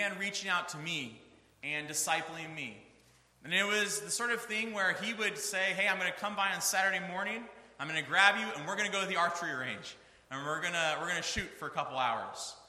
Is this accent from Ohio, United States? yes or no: yes; Northeast Ohio, United States; I grew up in Northeast Ohio